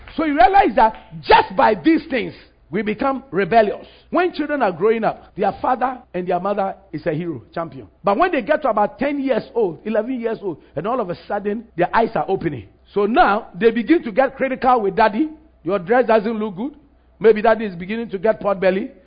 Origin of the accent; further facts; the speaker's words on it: Ghana; Ghana was a colony of United Kingdom, Great Britain. We're a British colony.